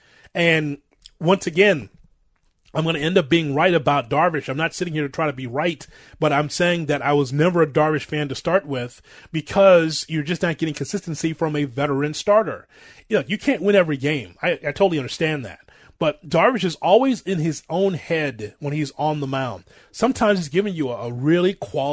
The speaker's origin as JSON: {"language": "English", "town": "Chicago", "region": "Illinois", "country": "United States", "tie": "born or raised there"}